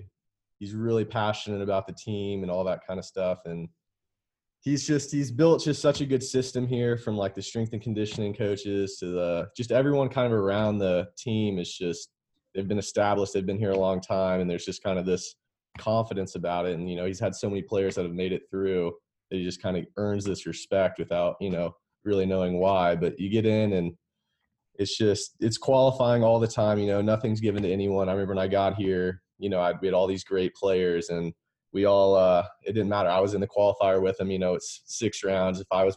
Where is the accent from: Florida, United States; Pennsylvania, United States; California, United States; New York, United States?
Florida, United States; West Palm Beach; also born or lived in Lexington, Kentucky, United States; Yeah, so I was born in Lexington, Kentucky, and we moved to West Palm Beach, Florida when I was young.